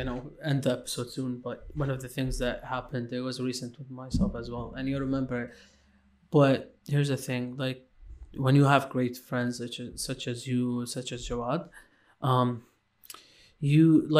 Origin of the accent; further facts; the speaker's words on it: Lebanon; moved away; also born or lived in Iraq / Syria; I was born in Iraq, lived a bit in Syria, and then moved to Lebanon, and then I left Lebanon, which was, like, my childhood mostly was in Lebanon.